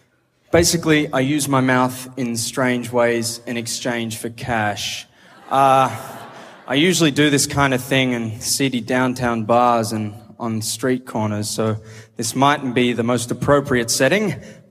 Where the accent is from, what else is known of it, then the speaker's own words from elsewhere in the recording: Brisbane, Queensland, Australia; I'm from Brisbane, which is a great city to live in.